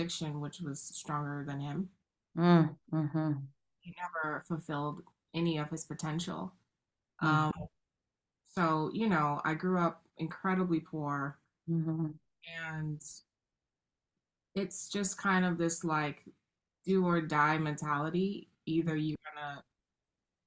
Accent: New York City, New York, United States; I grew up in the South Bronx in the 80s

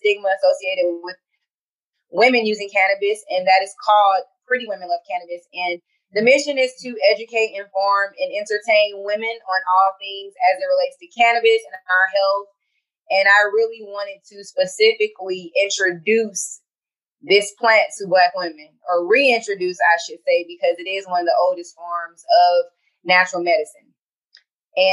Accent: Riverdale, Georgia, United States; also born or lived in Atlanta, Georgia; I am originally from Riverdale, Georgia

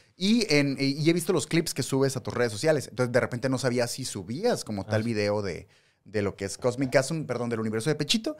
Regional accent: Mexicali, Baja California, Mexico; nosotros somos de Mexicali, Baja California

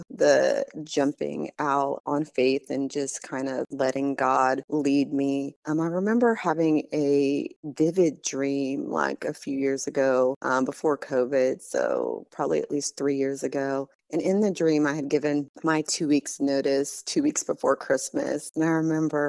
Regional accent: Southern California, United States; moved away as an adult; also born or lived in Bloomington, Illinois; now in Murfreesboro, United States; We left Illinois when I was about four, and my youngest brother at the time was three. And we moved to Southern California, spent about 20 years there

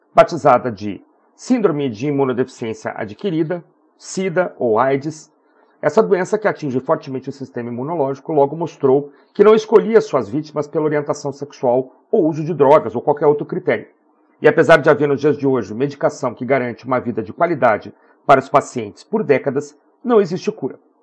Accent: Porto Alegre, Rio Grande do Sul, Brazil; a minha terra natal, Porto Alegre

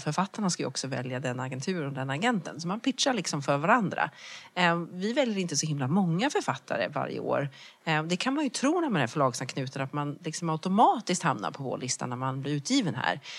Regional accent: Växjö, Kronoberg County, Sweden; moved away as an adult; also born or lived in Lund / London; Jag kommer från Småland, jag kommer från Växjö

